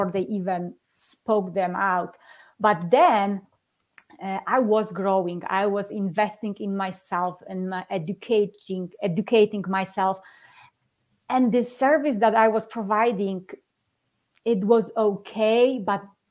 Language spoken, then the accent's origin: English; Poland; English is a second language; moved away as an adult; now in Colorado Springs, United States; I'm living in Colorado Springs, Colorado, but I'm originally from Poland